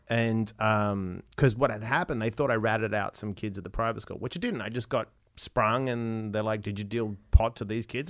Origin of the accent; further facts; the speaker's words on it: Perth, Western Australia, Australia; I was born in Perth